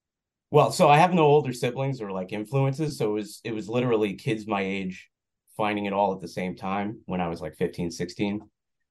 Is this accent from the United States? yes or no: yes; West Islip, New York, United States; I am. Yeah, I grew up in West Islip, which is a little town sandwiched in between Bayshore and Babylon.